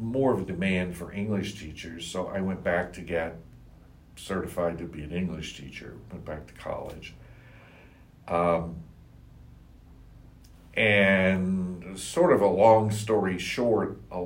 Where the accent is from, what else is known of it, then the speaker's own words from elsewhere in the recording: Staunton, Virginia, United States; also born or lived in Charlottesville, Virginia; he actually ended up moving to Stanton, Virginia